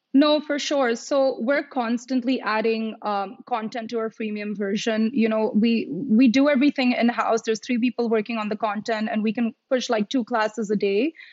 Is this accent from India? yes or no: yes; India; moved away; I am from India